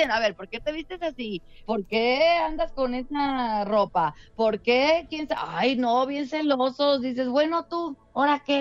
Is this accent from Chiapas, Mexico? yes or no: no; León, Guanajuato, Mexico; Sí, no, yo la verdad es que empecé en León, allá yo soy de León, Guanajuato. Entonces, allá yo estudié en la Escuela Superior de Música en mi León, porque yo soy de familia de cantantes.